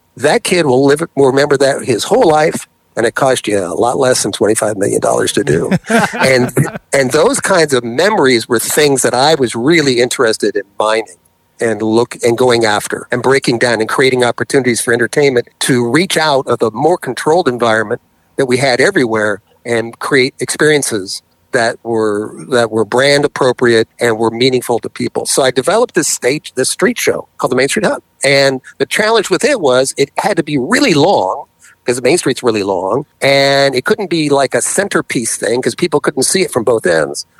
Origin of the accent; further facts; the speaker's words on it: Arizona, United States; moved away; also born or lived in New York; I grew up in Arizona